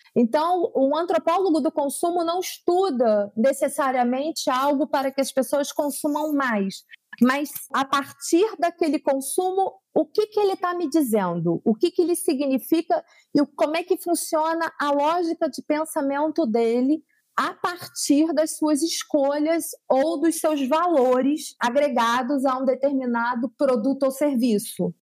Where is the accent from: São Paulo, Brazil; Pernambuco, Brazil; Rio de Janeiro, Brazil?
Rio de Janeiro, Brazil; São Gonçalo; Eu sou de São Gonçalo, que é a região metropolitana do Rio de Janeiro